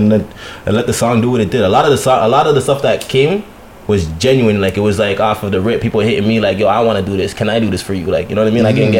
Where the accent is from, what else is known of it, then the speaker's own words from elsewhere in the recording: Toronto, Ontario, Canada; As a born and raised guy from Parkdale